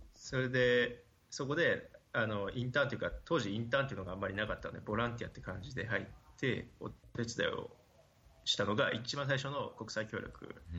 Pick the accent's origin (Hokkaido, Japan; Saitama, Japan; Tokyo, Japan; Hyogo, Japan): Hokkaido, Japan; moved away as an adult; also born or lived in Kagawa; 出身は北海道